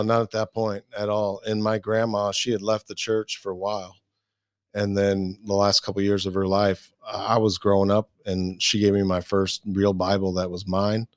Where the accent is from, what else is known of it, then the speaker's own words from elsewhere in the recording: Midwest, United States; I grew up in the Midwest